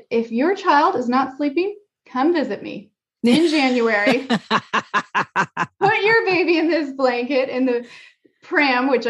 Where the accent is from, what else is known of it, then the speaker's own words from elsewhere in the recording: Santa Cruz Mountains, California, United States; moved away as an adult; also born or lived in Japan; now in Denmark; I grew up in the Santa Cruz Mountains